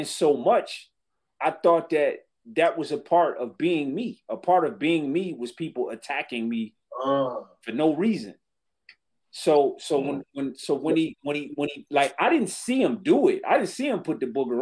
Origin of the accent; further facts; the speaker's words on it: Detroit, Michigan, United States; growing up in Detroit